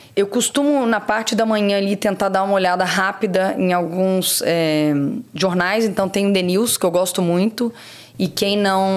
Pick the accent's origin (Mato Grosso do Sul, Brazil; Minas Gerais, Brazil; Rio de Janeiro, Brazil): Rio de Janeiro, Brazil; Barra Mansa; moved away as an adult; also born or lived in Três Rios; nasci em Três Rios, eu cresci em Barra Mansa